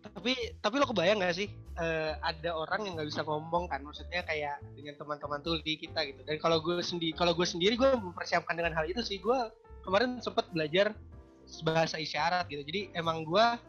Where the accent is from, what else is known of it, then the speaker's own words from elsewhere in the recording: Jakarta, Indonesia; moved away as an adult; also born or lived in Java; now in Bandung, Indonesia; gue asli Jawa dan besar di Jakarta gitu tapi gue sekarang praktek di Bandung